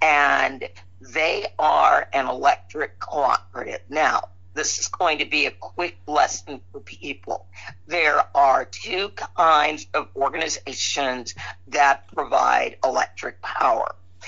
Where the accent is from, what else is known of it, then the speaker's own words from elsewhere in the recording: Chicago, Illinois, United States; I was born and raised in Chicago, Illinois.